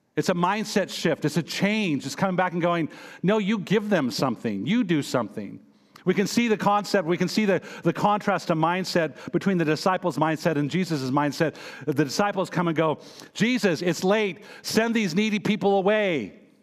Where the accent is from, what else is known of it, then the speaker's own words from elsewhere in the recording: United States; I am American